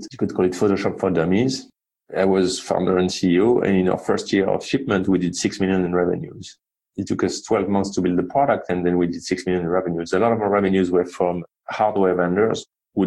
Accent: Marseille, Provence-Alpes-Côte d'Azur, France; accent: French; English is a second language; moved away as an adult; also born or lived in Paris / London; now in United States; I grew up in the south of France, a town called Marseille

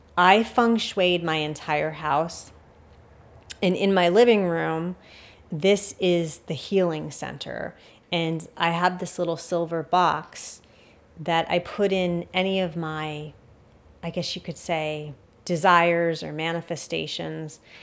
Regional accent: United States; as an American or someone living in the West

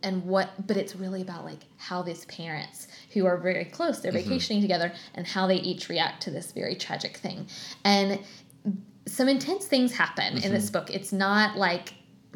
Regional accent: Florida, United States; as a kid growing up in Florida

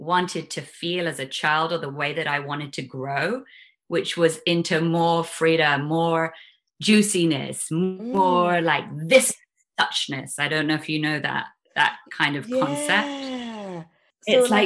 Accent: London, United Kingdom; also born or lived in Highlands of Scotland; I was born in London in 1975.

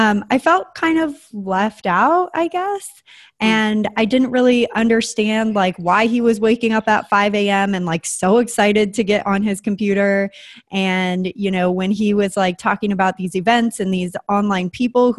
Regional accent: San Diego, California, United States; also born or lived in Springfield, Oregon / Santa Fe, New Mexico; I always consider San Diego as like where I grew up because it's what I remember most

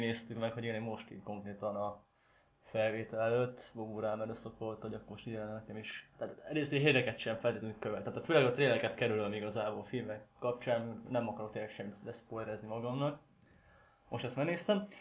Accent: Szeged, Csongrád-Csanád, Hungary; szegediek vagyunk

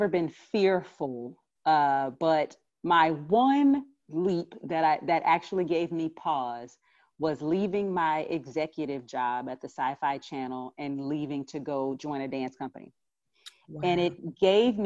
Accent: Texas, United States; in college being in growing up in Texas

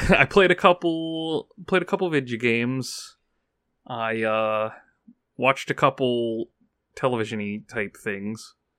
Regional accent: United States; I'm an American

